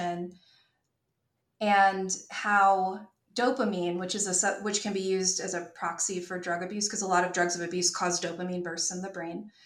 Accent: North Carolina, United States; also born or lived in New York / Izumi, Japan; I'm from North Carolina. My parents are here

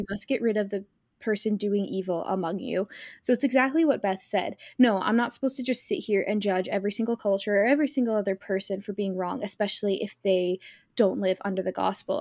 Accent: United States; the old culture you came from growing up in America

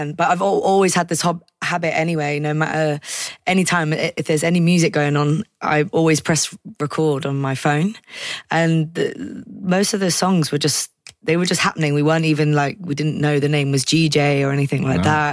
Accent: Gastard, South West England, United Kingdom; I grew up in a village called Gastard, which has no gas.

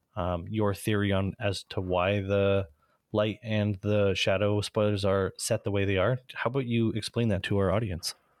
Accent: Canada; being Canadian

